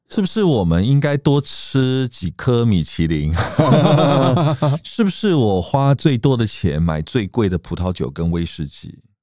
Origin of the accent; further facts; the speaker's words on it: Taiwan; 我们台湾人